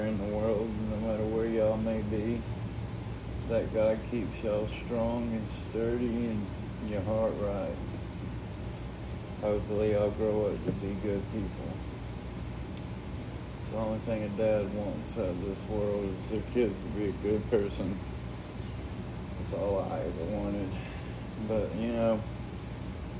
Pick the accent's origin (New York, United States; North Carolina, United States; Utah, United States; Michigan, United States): North Carolina, United States; Asheville; My brother and sister was born and raised in Asheville, North Carolina, as well as me